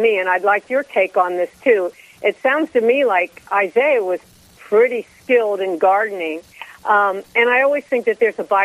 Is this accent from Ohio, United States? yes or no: yes; Cincinnati, Ohio, United States; I grew up here in Cincinnati in a big Lebanese family, Catholic family